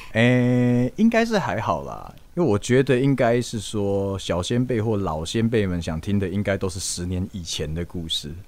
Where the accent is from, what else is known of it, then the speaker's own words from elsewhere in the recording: Kenting, Pingtung County, Taiwan; 我老家在垦丁开冲浪民宿